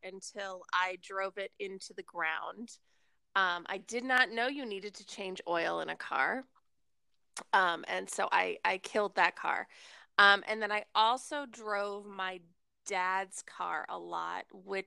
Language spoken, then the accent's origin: English; Rockville, Maryland, United States; I grew up in Rockville, Maryland